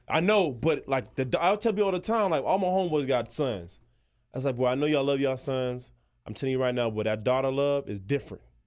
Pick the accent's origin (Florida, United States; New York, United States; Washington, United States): Florida, United States; Miami; I'm from Miami.